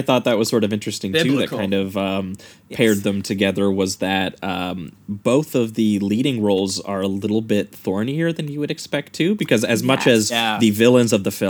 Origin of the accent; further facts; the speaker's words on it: Canada; as good Canadian boys, we felt a little ashamed of ourselves.